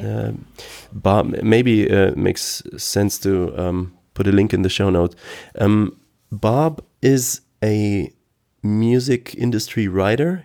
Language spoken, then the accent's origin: English; Aachen, North Rhine-Westphalia, Germany; English is a second language; here in Aachen, I'm, I'm from Aachen, West Germany